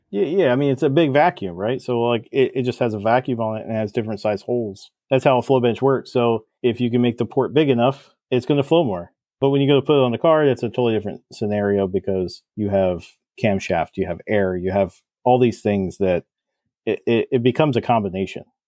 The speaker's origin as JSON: {"language": "English", "region": "New Jersey", "country": "United States", "said": "I'm from Jersey"}